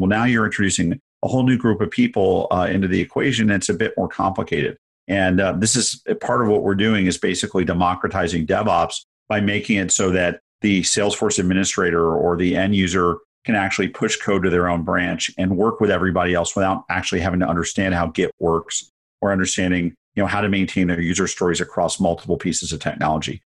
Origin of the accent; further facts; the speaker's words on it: San Francisco, California, United States; growing up in San Francisco in the eighties